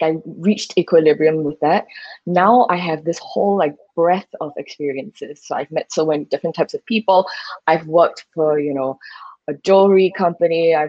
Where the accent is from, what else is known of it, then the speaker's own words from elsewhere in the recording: Singapore; moved away as an adult; now in Thailand; it is my home country after all, so I know it like the back of my hand